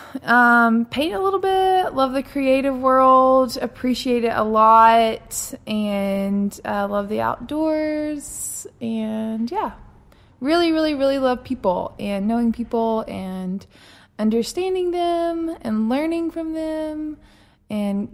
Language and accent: English; Birmingham, Alabama, United States; also born or lived in Florence, Alabama / Atlanta, Georgia; I am originally from Birmingham and grew up here, went to high school here